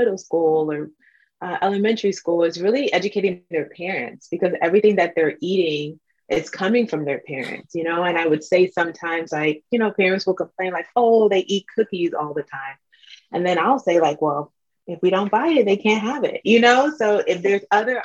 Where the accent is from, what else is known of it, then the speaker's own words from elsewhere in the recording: Nigeria; I'm Nigerian